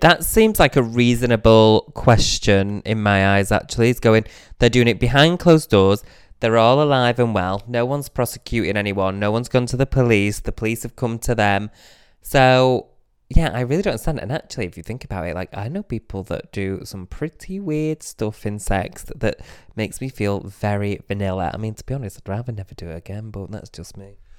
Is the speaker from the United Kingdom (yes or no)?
yes; Manchester, North West England, United Kingdom; now in London, United Kingdom; I was coming from Manchester to London